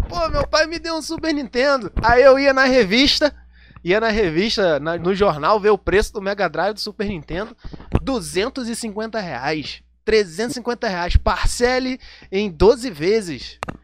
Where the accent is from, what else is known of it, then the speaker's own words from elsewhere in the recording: Rio de Janeiro, Brazil; sou do Rio de Janeiro, não sou carioca, embora todo mundo ache que quem é do Rio de Janeiro é carioca. Não, eu sou fluminense, não nasci na cidade do Rio de Janeiro